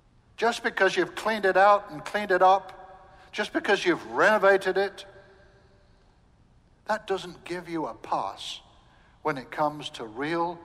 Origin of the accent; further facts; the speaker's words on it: England, United Kingdom; moved away as an adult; also born or lived in Southern United States; now in United States; I'm English